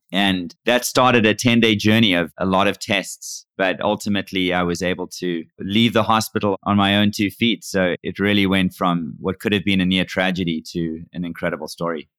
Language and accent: English; Cape Town, Western Cape, South Africa; moved away as an adult; now in United States; I was born and raised in Cape Town, South Africa, and I moved to the U S in nineteen ninety-eight